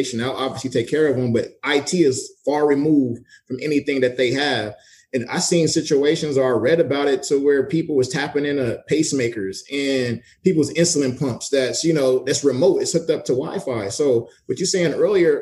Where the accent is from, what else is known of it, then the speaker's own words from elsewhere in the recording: Los Angeles, California, United States; now in San Diego, United States; I'm from